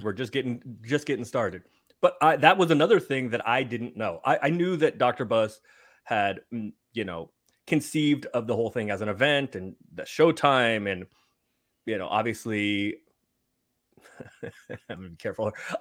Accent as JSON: {"language": "English", "town": "San Francisco", "region": "California", "country": "United States", "said": "I'm from San Francisco"}